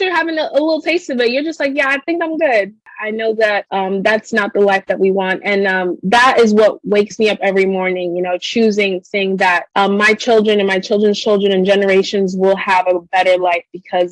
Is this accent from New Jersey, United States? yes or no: no; New York City, New York, United States; growing up in the Bronx